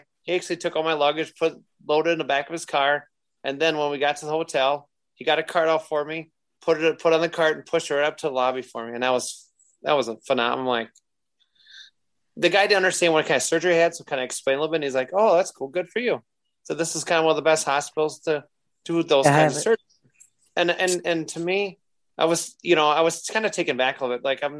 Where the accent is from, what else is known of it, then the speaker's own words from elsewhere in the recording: Midwest, United States; I said, well, I'm not from here. I said, so I'm just from the Midwest. That's all I'm from.